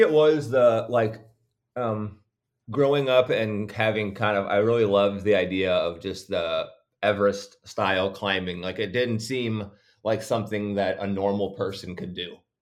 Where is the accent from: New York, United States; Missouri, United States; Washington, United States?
Missouri, United States; St. Louis; also born or lived in St. Charles, Missouri; I was born in Saint Louis, and, uh, now I live just across the river in Saint Charles